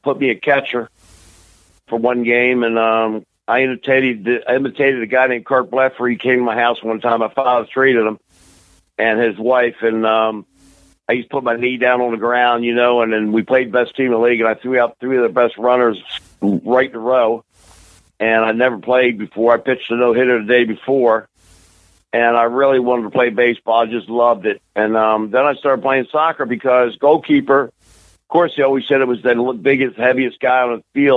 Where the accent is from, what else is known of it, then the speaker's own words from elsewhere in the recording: Baltimore, Maryland, United States; now in Memphis, United States; born and raised in Baltimore, Maryland